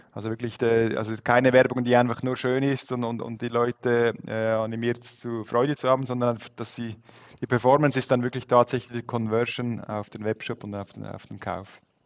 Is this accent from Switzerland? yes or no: yes; Switzerland; als Schweizer